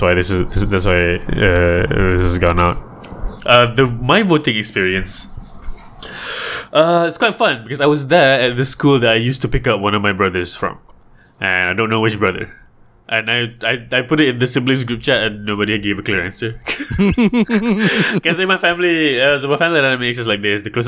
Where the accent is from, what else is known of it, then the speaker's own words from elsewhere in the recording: Bangi, Selangor, Malaysia; also born or lived in Johor; I'm from Bangi